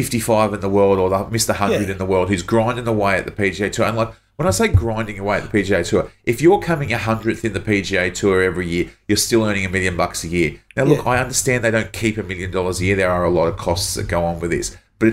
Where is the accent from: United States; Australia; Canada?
Australia; born or raised there